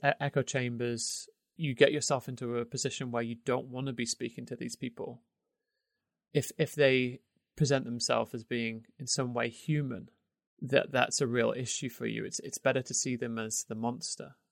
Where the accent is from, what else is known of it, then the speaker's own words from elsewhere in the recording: United Kingdom; moved away; obviously I'm British, but I'm outside of, I don't live in the U K anymore